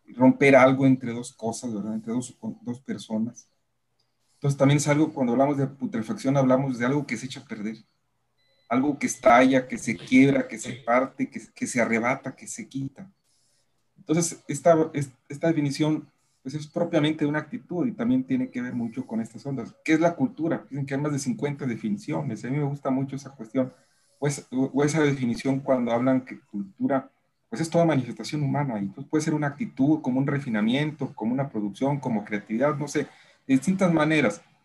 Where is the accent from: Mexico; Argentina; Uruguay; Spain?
Mexico; also born or lived in Monterrey